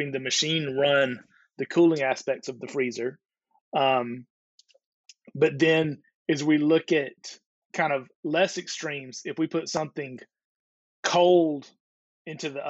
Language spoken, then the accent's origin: English; the South, United States; moved away; also born or lived in Georgia / Alabama / Chicago / South Florida; I grew up in Georgia and Alabama and moved to Chicago.